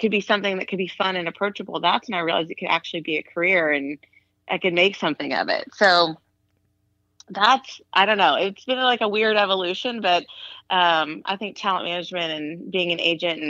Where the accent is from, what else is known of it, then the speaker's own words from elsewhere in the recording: Austin, Texas, United States; moved away as an adult; also born or lived in Los Angeles, United States; now in Austin, United States; I'm from Austin. My family moved there when I was 8